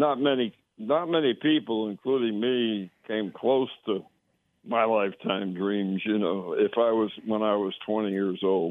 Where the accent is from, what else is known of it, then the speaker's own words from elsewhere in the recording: Connecticut, United States; moved away; I grew up in Connecticut near the New York border